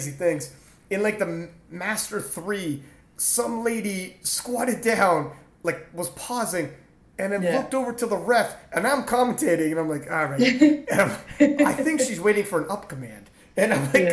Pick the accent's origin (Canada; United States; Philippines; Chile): Canada; I'm Canadian